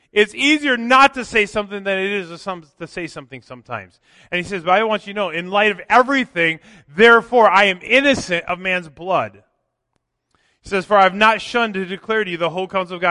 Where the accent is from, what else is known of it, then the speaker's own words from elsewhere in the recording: Minnesota, United States; moved away; growing up in Minnesota